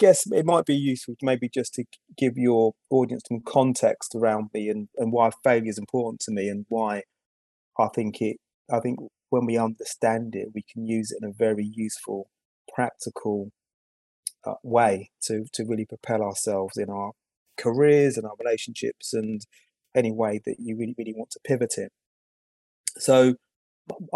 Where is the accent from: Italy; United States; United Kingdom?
United Kingdom; I'm from the UK